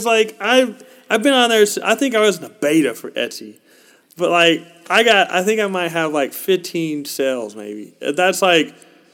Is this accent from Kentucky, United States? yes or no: yes; Lexington, Kentucky, United States; I'm from Lexington, Kentucky